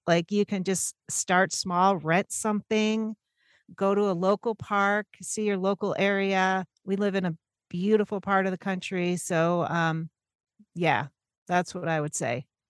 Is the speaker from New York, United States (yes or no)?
yes; Syracuse, New York, United States; moved away as an adult; now in Portland, United States; I'm born and raised in Syracuse, New York, but I've lived out in Portland about twenty-five years now